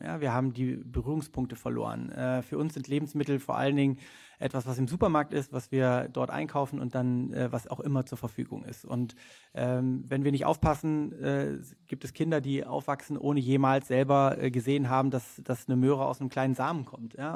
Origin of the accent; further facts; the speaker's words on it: Rhineland, Germany; ursprünglich aus dem Rheinland, wie du schon gesagt hast, äh, auf einem Bauernhof groß geworden